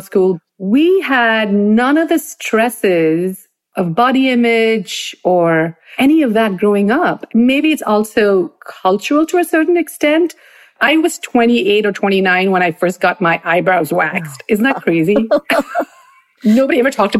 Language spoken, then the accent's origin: English; Bangalore, Karnataka, India; moved away as an adult; now in New Jersey, United States; Growing up in Bangalore was really fabulous